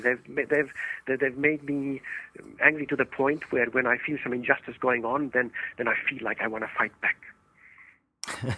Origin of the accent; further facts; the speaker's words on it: Estonia; moved away; I was born in Estonia many, many years ago, and and, and there in in Estonia, uh, for 50 years